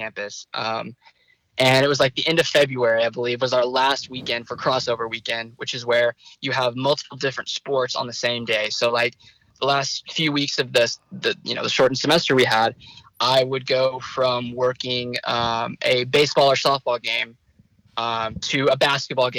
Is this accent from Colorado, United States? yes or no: no; Fayetteville, Arkansas, United States; also born or lived in Plano, Texas; I was born in Plano. I've lived in Fayetteville for most of my life